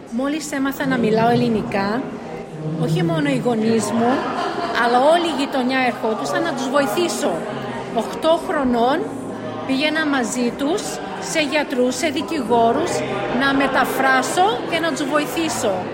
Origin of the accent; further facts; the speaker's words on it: Sydney, New South Wales, Australia; also born or lived in Athens, Greece; Ήρθα εδώ όταν ήμουν 5,5 χρονών, το 67, και μεγάλωσα στο Σίδνεϊ στο ίδιο σπίτι στο Marrickville που εσείς εδώ στη Μελβούρνη είναι παρόμοιο με το Όκλι που ήταν όλη η ελληνική κοινωνία των μεταναστών.